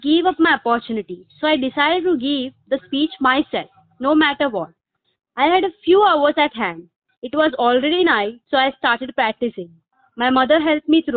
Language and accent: English; Mumbai, Maharashtra, India; also born or lived in Kerala; I'm a native from Kerala, but since I was born and brought in Mumbai here